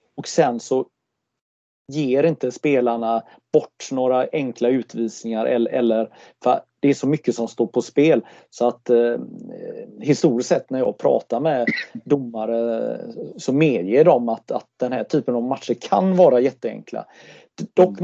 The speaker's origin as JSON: {"language": "Swedish", "country": "Sweden", "said": "stolt som svensk"}